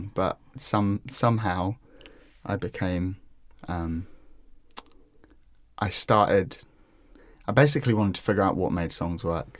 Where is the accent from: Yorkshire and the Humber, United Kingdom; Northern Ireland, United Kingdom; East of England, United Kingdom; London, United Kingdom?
London, United Kingdom; also born or lived in Sydenham; I grew up in Crofton Park. That's where I lived for about half my life. And then I moved out towards Sydenham